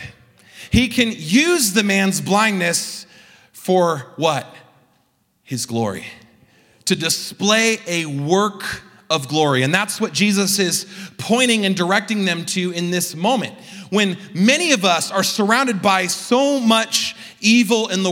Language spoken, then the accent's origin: English; Southern California, United States; I grew up in Southern California